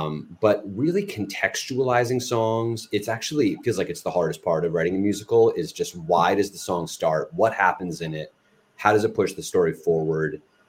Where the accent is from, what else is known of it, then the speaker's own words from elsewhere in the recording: Maryland, United States; We're both from Maryland